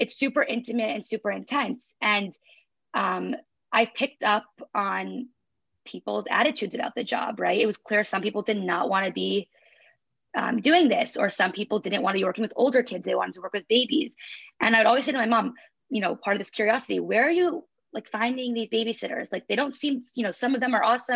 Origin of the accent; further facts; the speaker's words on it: New York, United States; grew up in New York